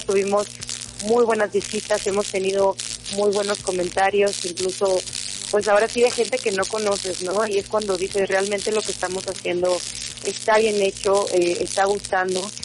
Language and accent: Spanish; Mazatlán, Sinaloa, Mexico; moved away as an adult; now in Mexico City, Mexico; yo soy orgullosamente de Mazatlán, Sinaloa, 100%